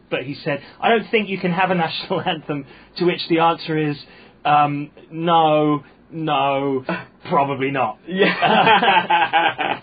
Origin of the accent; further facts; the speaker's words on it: United Kingdom; now in Hong Kong; being British and growing up on a British comedy diet